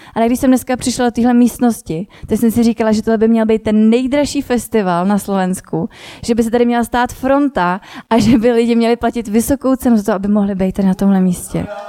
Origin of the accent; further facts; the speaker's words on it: Milovice, Central Bohemian Region, Czechia; also born or lived in Prague; do rodného města Domilovic